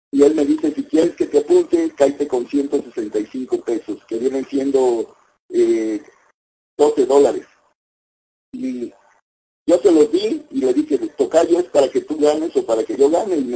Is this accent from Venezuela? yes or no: no; La Cayuca, Veracruz, Mexico; born there; en la refinería Lázaro Cárdenas de Minatitlán, Veracruz, a una hora de donde yo nací, en la Cayuca.